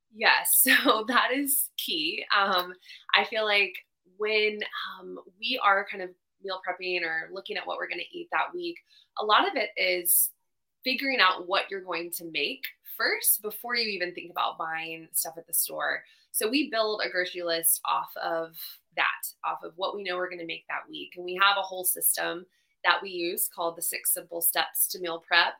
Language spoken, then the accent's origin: English; Charlotte, North Carolina, United States; also born or lived in Los Angeles, California; I'm from Charlotte, North Carolina